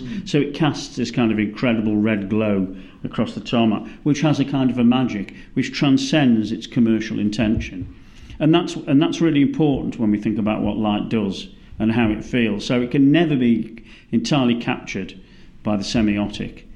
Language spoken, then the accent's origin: English; United Kingdom; moved away as an adult; now in Melbourne, Australia; as a British person